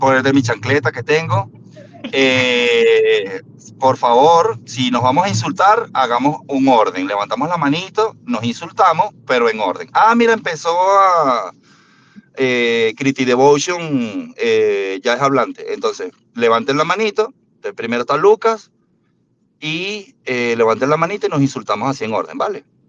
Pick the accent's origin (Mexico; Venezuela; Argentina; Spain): Venezuela; No somos cubanos, somos venezolanos